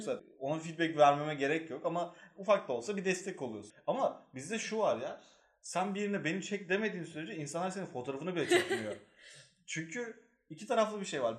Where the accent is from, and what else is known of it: Eskişehir, Turkey